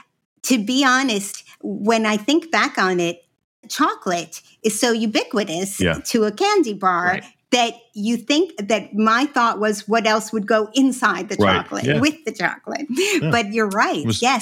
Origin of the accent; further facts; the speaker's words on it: Israel; born there; I was born in Israel. My parents were Holocaust children. So they were in what is now Ukraine. That's where they are originally from.